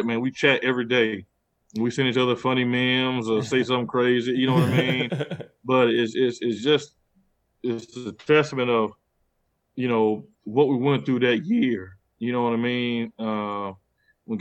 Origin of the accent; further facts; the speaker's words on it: Pensacola, Florida, United States; where I'm from, Pensacola, at one point we had like the lowest graduation rate in the state of Florida